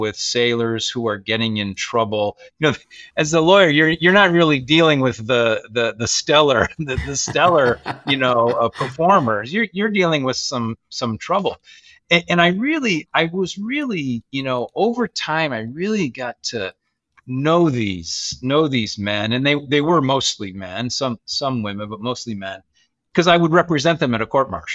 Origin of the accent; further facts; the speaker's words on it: Michigan, United States; moved away; I grew up in Michigan in a large Catholic family, seven siblings